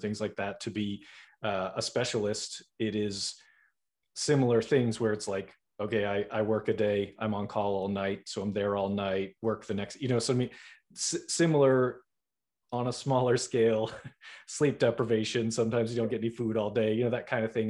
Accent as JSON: {"language": "English", "town": "Boston", "region": "Massachusetts", "country": "United States", "said": "I'm from Boston, so I'm a, I'm a northeaster myself"}